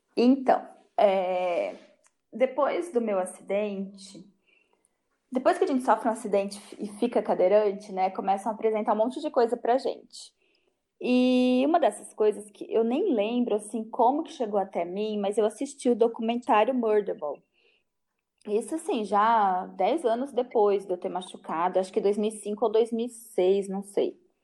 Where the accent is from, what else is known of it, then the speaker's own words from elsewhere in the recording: Penápolis, São Paulo, Brazil; Eu sou nascida em Penápolis e não, não, nunca saí de Penápolis.